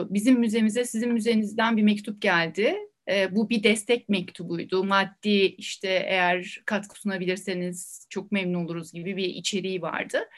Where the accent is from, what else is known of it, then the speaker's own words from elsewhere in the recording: Beypazarı, Ankara, Turkey; Beypazarı'nda kendi memleketimde